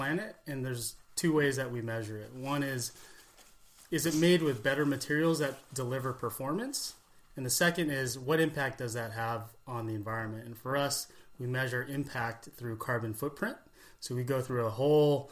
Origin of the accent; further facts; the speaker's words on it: California, United States; growing up in California